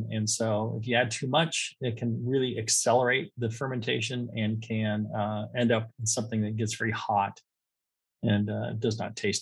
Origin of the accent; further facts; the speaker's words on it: California, United States; I'm from California